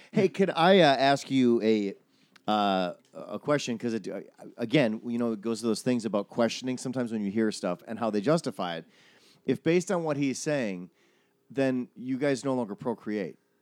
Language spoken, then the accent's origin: English; Midwest, United States; I'm from the Midwest